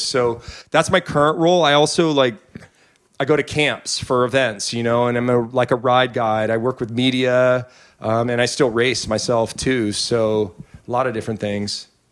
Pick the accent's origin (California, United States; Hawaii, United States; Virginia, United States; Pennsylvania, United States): California, United States; Petaluma; I grew up in Petaluma